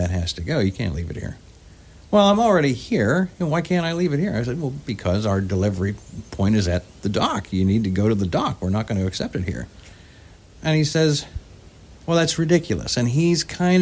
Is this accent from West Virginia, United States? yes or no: yes; West Virginia, United States; I'm from West Virginia. I'm not from. I'm Appalachian.